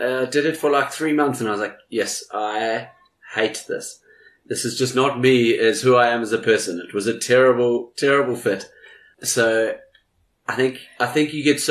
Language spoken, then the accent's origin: English; New Zealand; now in South Africa; I'm from New Zealand